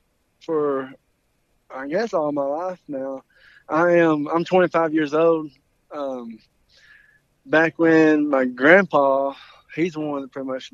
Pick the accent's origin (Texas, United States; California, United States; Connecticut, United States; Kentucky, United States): Texas, United States; Wills Point; I am from Texas. I'm from East Texas. In Willis Point, Texas. It's about an hour east of Dallas, out in the country.